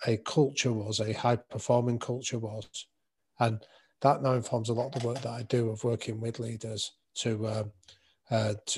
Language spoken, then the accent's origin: English; Manchester, North West England, United Kingdom; I grew up in North Manchester